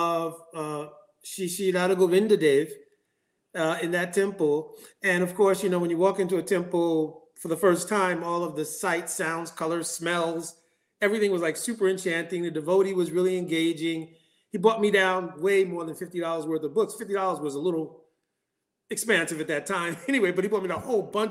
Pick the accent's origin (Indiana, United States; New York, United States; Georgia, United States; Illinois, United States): New York, United States; also born or lived in Ohio; I was born in Ohio. This body is born in Ohio, and at a very young age, I came to New York